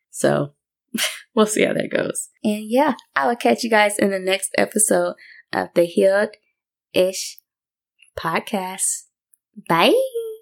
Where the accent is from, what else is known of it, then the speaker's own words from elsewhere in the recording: Tuscaloosa, Alabama, United States; I'm from Tuscaloosa, Alabama.